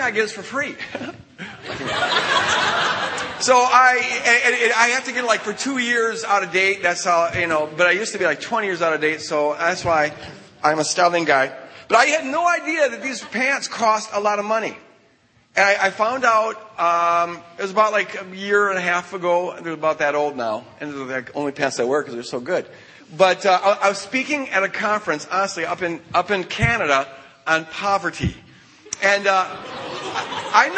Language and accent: English; Minnesota, United States; I'm 2 hours ahead of you guys. I'm from Minnesota